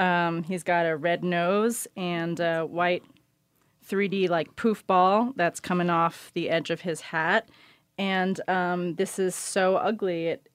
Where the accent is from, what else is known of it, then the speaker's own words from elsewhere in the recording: New York City, New York, United States; I grew up in New York City